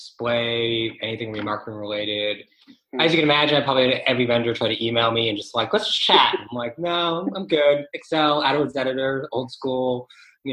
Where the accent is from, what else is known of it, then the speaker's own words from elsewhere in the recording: Toronto, Ontario, Canada; also born or lived in London, United Kingdom / Australia; I am from Toronto